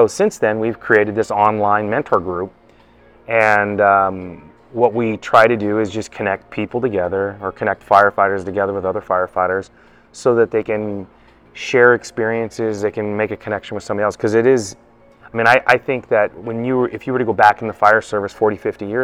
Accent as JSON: {"language": "English", "region": "Pacific Northwest", "country": "United States", "said": "I'm from the Pacific Northwest area, so I've worked on the other side of the country"}